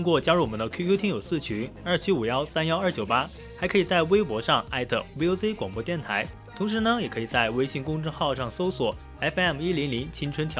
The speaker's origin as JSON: {"language": "Chinese", "region": "Henan", "country": "China", "moved": "as an adult", "lives_now": "Yibin, China", "said": "我是河南的嘛，也算是偏北一点的北方人。"}